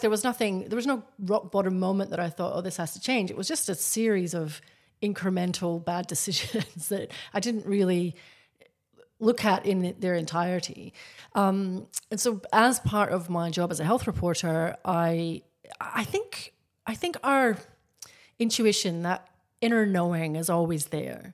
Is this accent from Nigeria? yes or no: no; Scotland, United Kingdom; now in Australia; I grew up in Scotland. Very big drinking culture. I live in Australia.